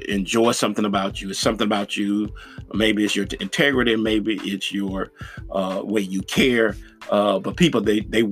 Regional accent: Nashville, Tennessee, United States; my hometown. I'm from Nashville, Tennessee

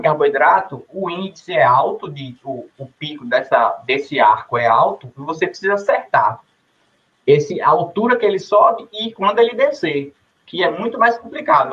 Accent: Jacobina, Bahia, Brazil; sou de Jacobina, Bahia

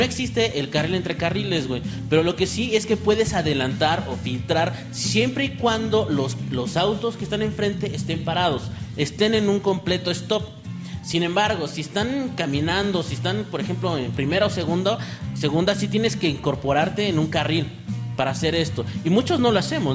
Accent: Mexico City, Mexico; Nosotros somos de la Ciudad de México

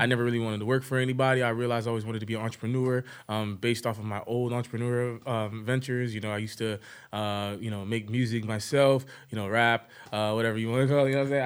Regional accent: Broward County, Florida, United States; I really grew up in Broward County

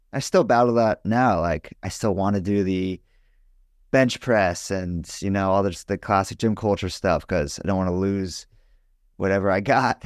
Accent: Los Angeles, California, United States; I'm from Los Angeles

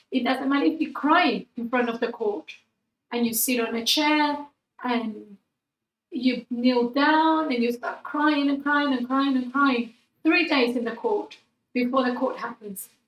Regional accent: United Kingdom; I feel British. I sometimes I forget I'm, I'm British, but, oh, and then I go with a British passport.

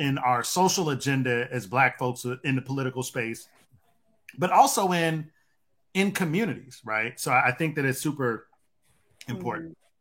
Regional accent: Detroit, Michigan, United States; growing up where I grew up at in Detroit

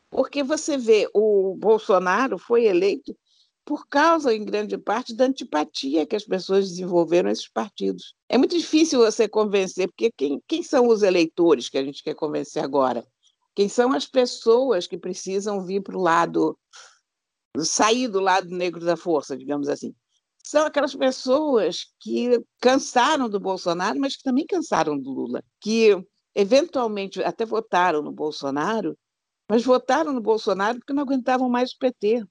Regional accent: Brazil; no exterior enquanto brasileiro

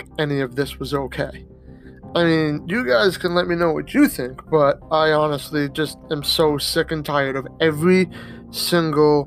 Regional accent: Massachusetts, United States; I'm from Massachusetts

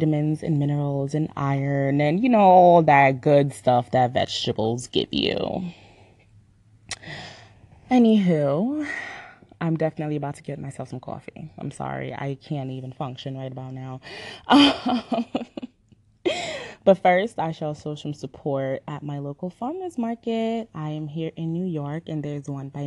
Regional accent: Jamaica; moved away; I was born and raised in the island of Jamaica. So sometimes when I speak, you're gonna hear my accent

